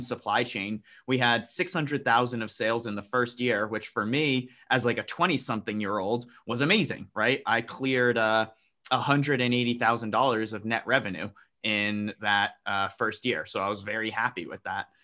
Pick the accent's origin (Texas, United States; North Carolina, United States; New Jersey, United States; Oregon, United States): New Jersey, United States; I was born and raised in New Jersey.